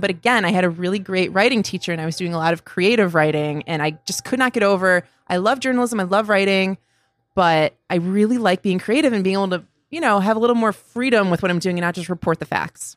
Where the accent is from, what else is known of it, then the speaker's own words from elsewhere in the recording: Cheektowaga, New York, United States; moved away as an adult; also born or lived in Buffalo; I was born in Buffalo in the city, and then we moved to Cheektowaga when I was, like, four years old, so lived mostly there up until I went to college